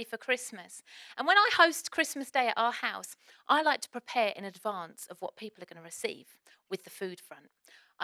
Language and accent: English; Essex, East of England, United Kingdom; accent: Essex; I'm going to go a little bit more Essex than normal